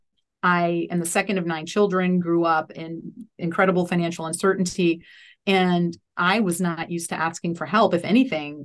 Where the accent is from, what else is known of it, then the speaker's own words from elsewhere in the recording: New Orleans, Louisiana, United States; I grew up in New Orleans, Louisiana